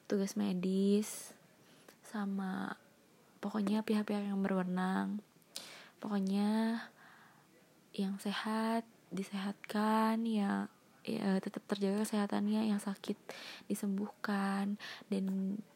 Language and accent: Indonesian; Bandung, West Java, Indonesia; soalnya nyamainnya sama aku kamu aku kan orang Bandung jadi ya mungkin aku kamu aja kali ya